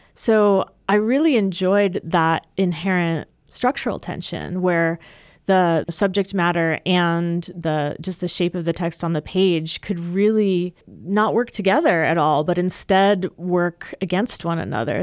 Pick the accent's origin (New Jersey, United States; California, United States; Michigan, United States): New Jersey, United States; moved away as an adult; also born or lived in Maryland / Seattle, Washington; now in Midwest, United States; I grew up in Jersey